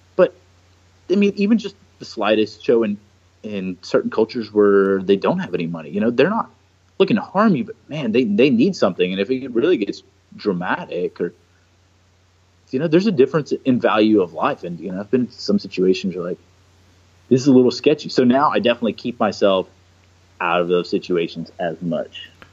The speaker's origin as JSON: {"language": "English", "town": "Houston", "region": "Texas", "country": "United States", "tie": "born or raised there", "also_born_or_lived": "Niterói, Brazil", "said": "grew up the rest of my life predominantly in Houston since I was five"}